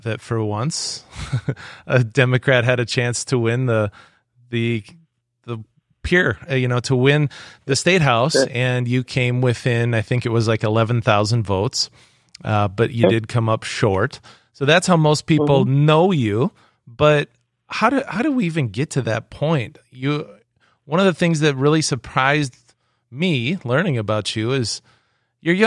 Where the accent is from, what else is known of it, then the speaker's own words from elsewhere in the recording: Webster, South Dakota, United States; I'm from Webster, South Dakota, up in Northeast South Dakota.